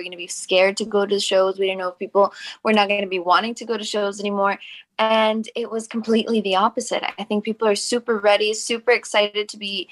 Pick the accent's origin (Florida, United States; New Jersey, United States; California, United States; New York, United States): California, United States; Los Angeles; I'm Mexican American, born and raised in Los Angeles, California